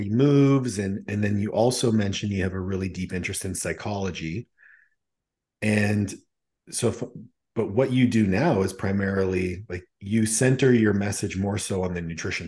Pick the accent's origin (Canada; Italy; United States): Canada; being Canadian